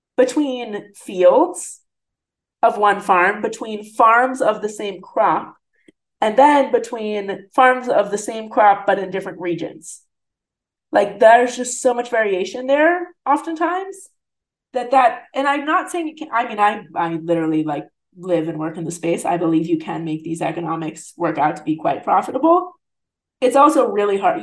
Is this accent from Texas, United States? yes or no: no; New Jersey, United States; now in St. Louis, United States; I grew up in New Jersey in like New York City suburbs, essentially.